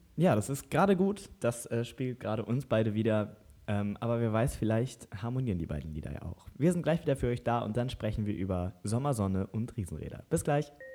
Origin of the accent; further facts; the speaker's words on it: Lower Saxony, Germany; wir kommen aus Niedersachsen